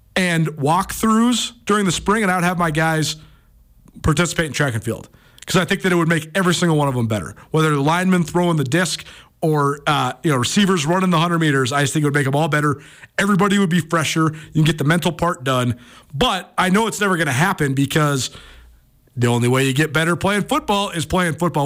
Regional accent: Missoula, Montana, United States; Missoula itself is just so cool, and I'm so, uh, proud to say it's my hometown

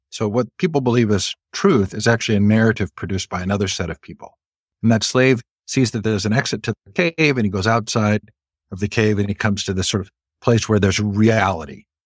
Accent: Stanford, California, United States; moved away; I grew up largely on the Stanford campus

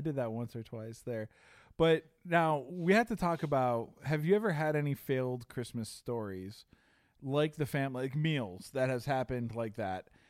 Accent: Chicago, Illinois, United States; as a kid growing up in Chicago

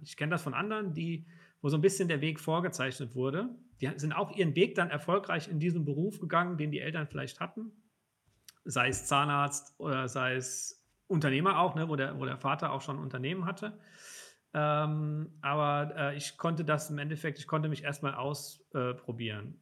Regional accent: Hunsrück, between Mainz and Koblenz, Rhineland-Palatinate, Germany; now in Frankfurt, Germany; Ich komme vom Land

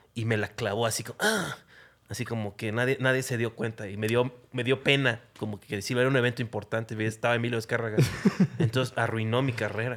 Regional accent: Acapulco, Guerrero, Mexico; Yo soy de Acapulco.

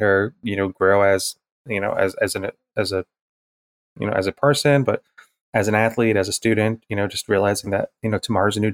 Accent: New England, United States; moved away; I'm originally from New England

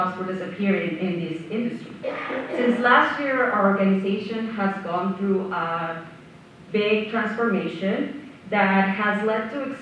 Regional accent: Colombia; now in Victoria, Canada; I'm originally from Colombia

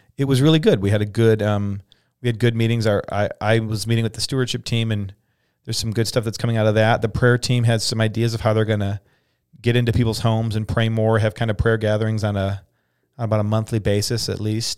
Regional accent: United States; we wanna be Christians first in American Second.

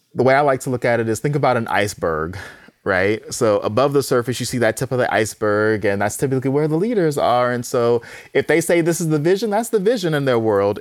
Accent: Houston, Texas, United States; I'm from Houston

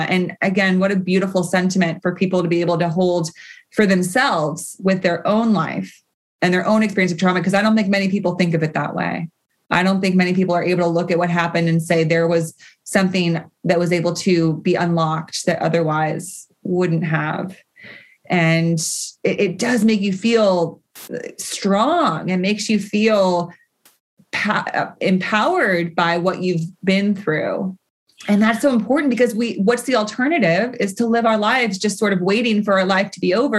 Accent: California, United States; being a Californian

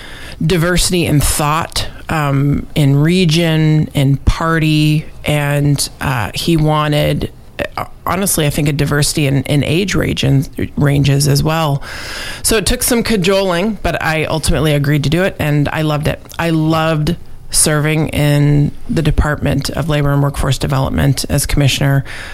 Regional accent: Fairbanks, Alaska, United States; moved away as an adult; also born or lived in Anchorage, Alaska; now in Juneau, United States; I am a lifelong Alaskan. I was born and raised in Fairbanks, Alaska, and my family, for the most part, is still there.

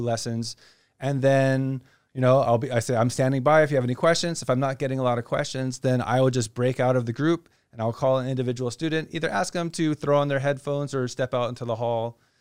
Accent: Hawaii, United States; also born or lived in Kansas City area / China; now in Phuket, Thailand; I'm from Hawaii, so I get to share some of my childhood growing up and learning to respect and, and honor the ocean

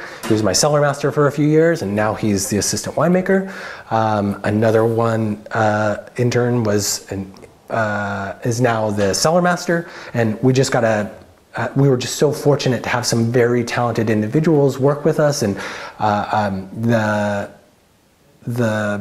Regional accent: Salem, Oregon, United States; moved away as an adult; also born or lived in Occidental, California; I grew up in South Salem in the suburbs

